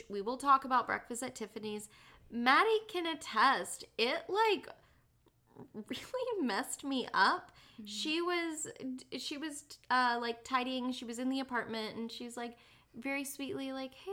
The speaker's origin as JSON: {"language": "English", "region": "Tennessee", "country": "United States", "said": "I am a girl from Tennessee"}